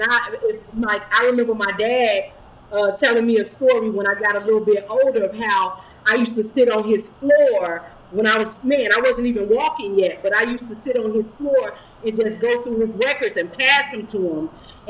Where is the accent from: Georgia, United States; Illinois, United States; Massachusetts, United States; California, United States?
Illinois, United States; Chicago; I'm from the west side of Chicago.